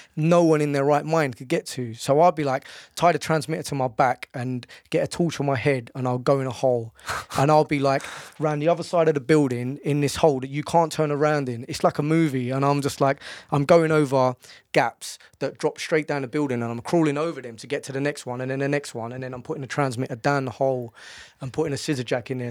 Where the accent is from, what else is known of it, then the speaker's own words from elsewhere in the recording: London, United Kingdom; I'm from Bow